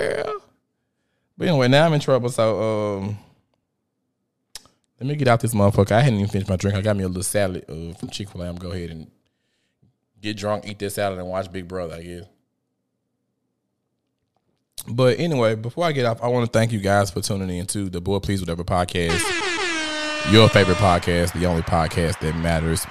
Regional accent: Memphis, Tennessee, United States; I'm from South Memphis, Tennessee.

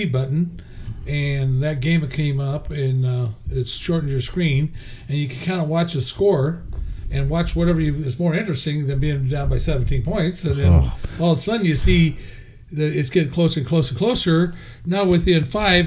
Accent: Medford, Oregon, United States; also born or lived in Portland, Oregon; I grew up in down in Medford

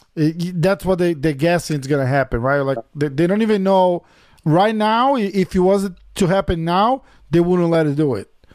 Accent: São Paulo, Brazil; I'm from São Paulo.

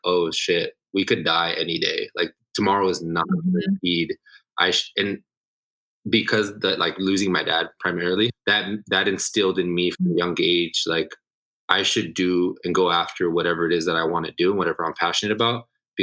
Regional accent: Los Angeles, California, United States; I was born in Los Angeles, raised all throughout Southern California.

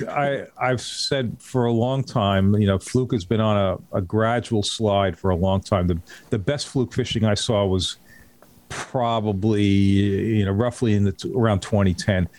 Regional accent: North Shore of Long Island, New York, United States; also born or lived in Pine Island, Florida; I grew up on the North Shore of Long Island

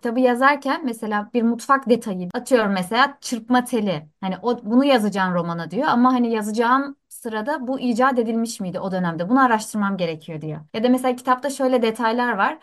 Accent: Antakya, Hatay, Turkey; now in Istanbul, Turkey; E, ve ben orada doğdum büyüdüm.

